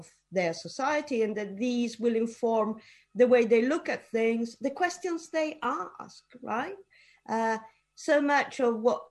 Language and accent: English; Italy; moved away as an adult; also born or lived in United Kingdom / United States; I was born in Italy and I did my undergraduate in Italy, but then I moved to the UK to do my PhD